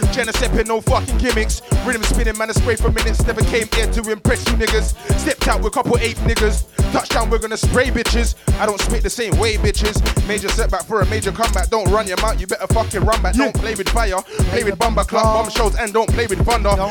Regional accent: Brixton, London, United Kingdom; Getting up at Brixton and Stockwell, cause I'm from Brixton. I'm from Stockwell, fam. Border the Brixton and Stockwell.

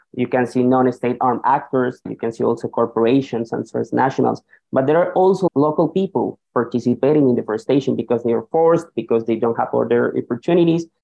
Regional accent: Colombia; now in New York, United States; I'm also originally from Colombia

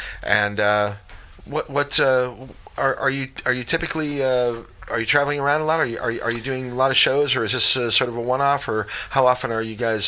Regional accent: Chicago, Illinois, United States; now in Columbia, United States; Well, I'm from the Chicago area, so I'm familiar with like southern Wisconsin, but not much when you get north of Madison and stuff like that.

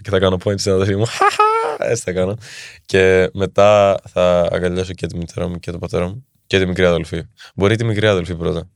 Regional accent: Athens, Attica, Greece; Εδώ μεγάλωσα όμω και εδώ γεννήθηκα στην Ελλάδα

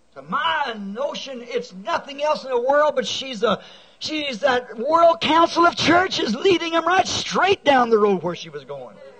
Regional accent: United States; I am an American.

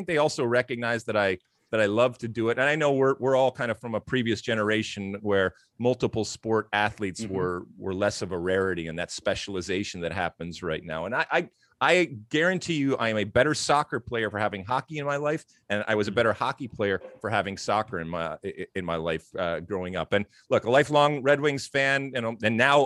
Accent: Michigan, United States; moved away; I grew up in Michigan, and that's the law in Michigan that you got to play hockey.

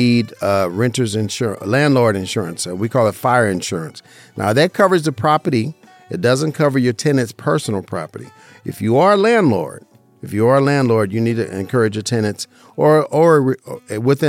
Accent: Las Vegas, Nevada, United States; Born and raised in Las Vegas, Nevada

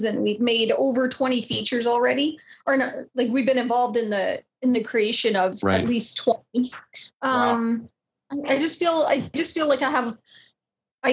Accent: Haliburton, Ontario, Canada; when I was a kid, I grew up in Halliburton, Ontario

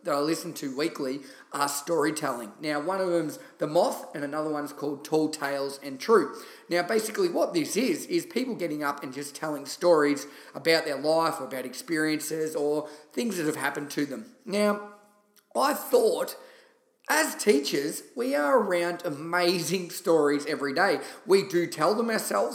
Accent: Shepparton, Victoria, Australia; moved away as an adult; also born or lived in London; my home country town in Shepparton, Victoria

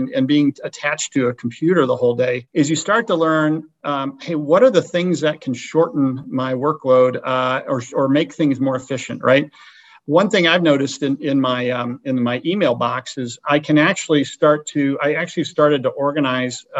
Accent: Chagrin Falls, Ohio, United States; moved away as an adult; also born or lived in Chicago, Illinois / Notre Dame, Indiana; now in Thousand Oaks, United States; I grew up in Cleveland, in the east side of Cleveland, a little town called Chagrin Falls, Ohio. I went to high school there

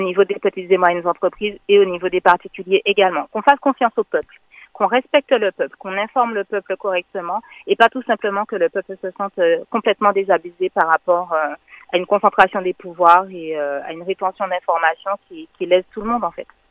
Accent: Martinique; je suis une martiniquaise de 37 ans

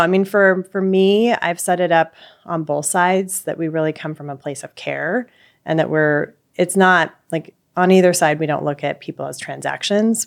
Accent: Pacific Northwest, United States; I am from Pacific Pacific Northwest

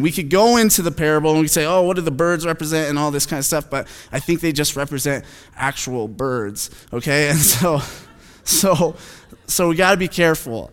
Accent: Phoenix, Arizona, United States; I'm from Phoenix

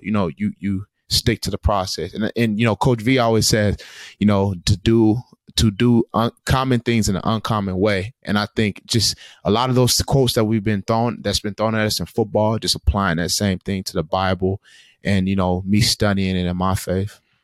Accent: Tulsa, Oklahoma, United States; moved away; my hometown of Tulsa, Oklahoma

